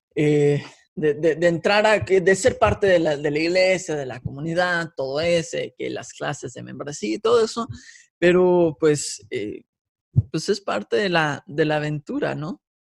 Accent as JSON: {"language": "Spanish", "town": "Guadalajara", "region": "Jalisco", "country": "Mexico", "tie": "born or raised there", "also_born_or_lived": "California", "said": "nací en California, me crié en la bella metrópoli de Guadalajara"}